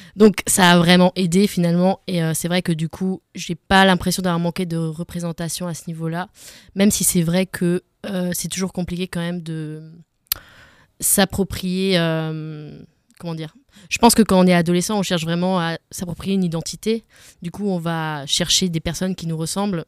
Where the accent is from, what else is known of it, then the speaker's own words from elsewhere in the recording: Alsace, Grand Est, France; je suis d'origine d'Alsace, mais j'ai beaucoup voyagé